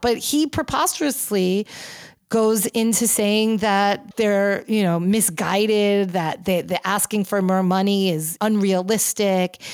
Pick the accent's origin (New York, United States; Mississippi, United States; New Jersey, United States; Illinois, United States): New York, United States; I'm a New Yorker